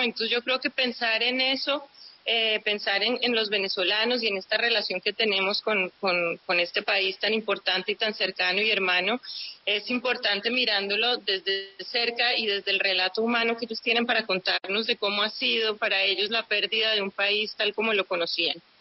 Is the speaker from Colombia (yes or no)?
yes; Colombia; somos los colombianos